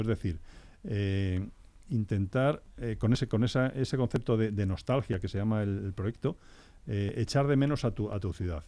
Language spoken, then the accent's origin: Spanish; Guadalajara, Castilla-La Mancha, Spain; en mi tierra, en Guadalajara